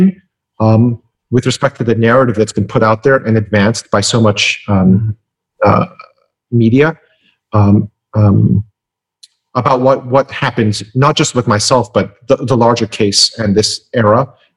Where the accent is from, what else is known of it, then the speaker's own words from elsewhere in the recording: Midwest, United States; I grew up in the Midwest